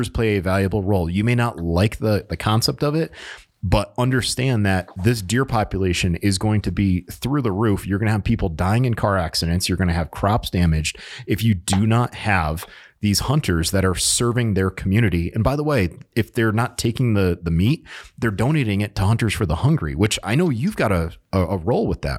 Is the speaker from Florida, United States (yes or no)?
no; Connecticut, United States; moved away as an adult; growing up in Connecticut